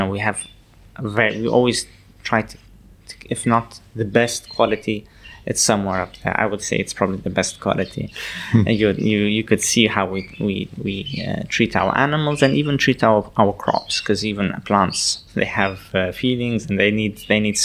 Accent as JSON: {"language": "English", "region": "Abu Dhabi", "country": "United Arab Emirates", "said": "Our families have been here for a good 1,000 years on the Ablabi Island, at least, between Ablabi and Al Ain."}